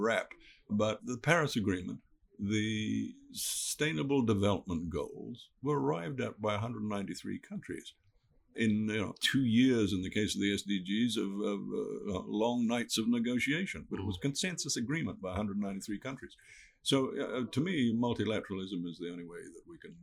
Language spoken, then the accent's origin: English; Fiji; I come from Fiji, and my people have been living in Fiji for five generations